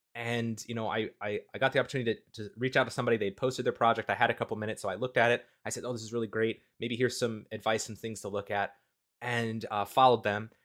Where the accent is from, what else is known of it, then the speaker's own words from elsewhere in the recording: Midwest, United States; I'm from the Midwest, the United States